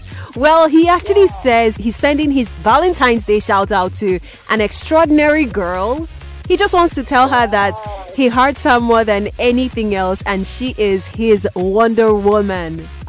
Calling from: Enugu, Enugu State, Nigeria; I'm calling you from Sound City Radio in Enugu.

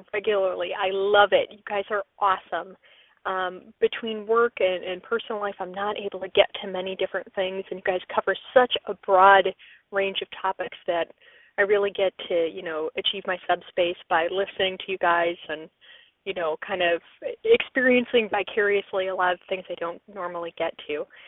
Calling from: Long Beach, California, United States; I'm calling you from the Long Beach area of California

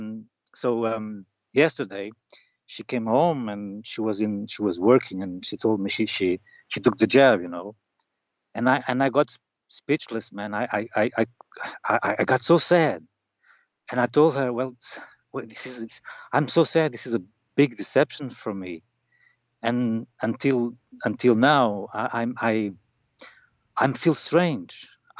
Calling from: Norte, Portugal; North Portugal.

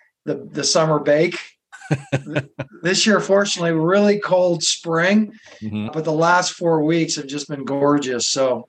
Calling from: Boston, Massachusetts, United States; In Boston. I moved here like 20 years ago, and sometimes the spring, early summer is beautiful

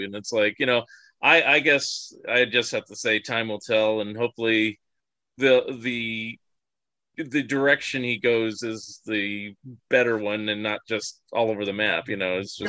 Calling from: Springfield, Oregon, United States; I am in Springfield, Oregon, which is where Matt Groening's Simpsons hang out.

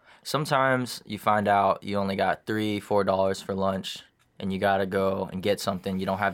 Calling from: Arizona, United States; Yeah, so we're live from Arizona, and oftentimes I know I get thirsty in this hot, hot desert

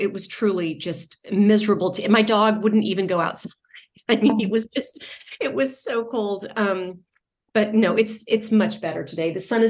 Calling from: New York City, New York, United States; I am in from New York City at the moment.

